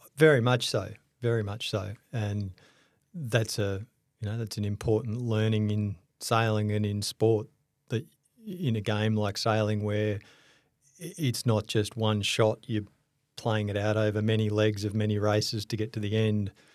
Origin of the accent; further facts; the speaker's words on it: Melbourne, Victoria, Australia; I grew up in Melbourne.